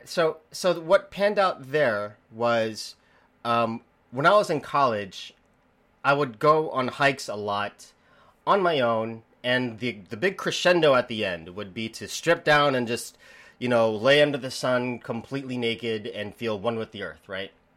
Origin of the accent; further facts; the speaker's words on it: the Bible Belt, United States; as an American, as someone who grew up in in the Bible Belt